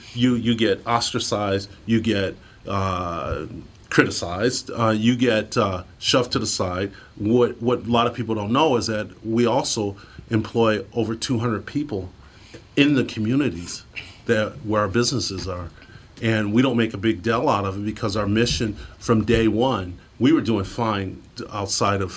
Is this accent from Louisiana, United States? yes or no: no; Detroit, Michigan, United States; I grew up poor in Detroit